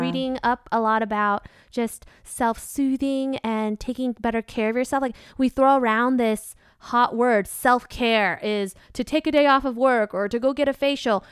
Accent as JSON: {"language": "English", "country": "Vietnam", "accent": "country twang of Vietnam (southern)", "said": "my accent, if we have any Vietnamese listeners, they'll recognize that I have what's called, uh, the country twang of Vietnam"}